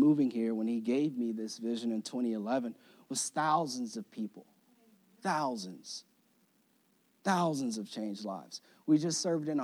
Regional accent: Florida, United States; moved away; I was born and raised in Florida.

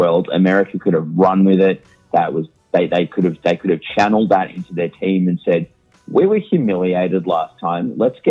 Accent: Australia

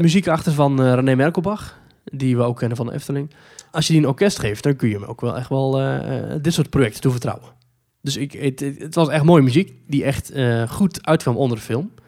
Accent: Netherlands; wij als Nederlanders

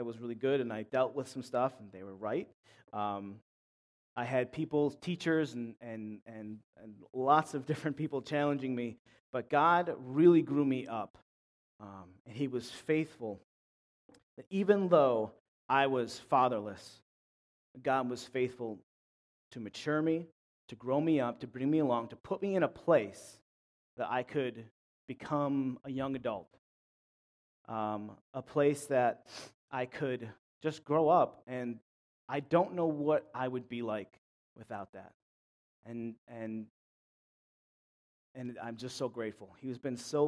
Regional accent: Clarence, New York, United States; I'm from Buffalo, from Clarence, more specifically, suburbs.

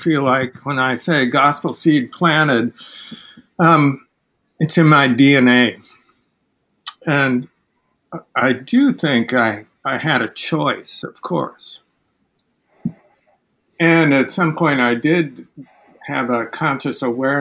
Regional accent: Midwest, United States; moved away as an adult; also born or lived in Manhattan, Kansas / Chicago area; now in New York, United States; I grew up in the Midwest

